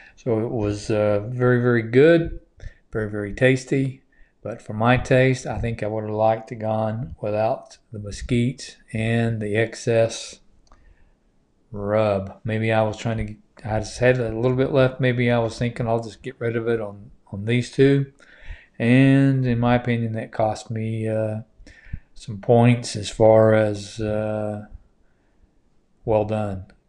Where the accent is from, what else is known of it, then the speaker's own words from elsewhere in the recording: United States; I'm an American